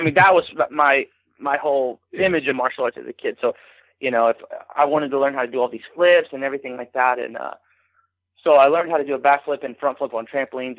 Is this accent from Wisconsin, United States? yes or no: no; Arcadia Valley, Missouri, United States; I grew up in Arcadia Valley, which is probably like 45 minutes south of St. Louis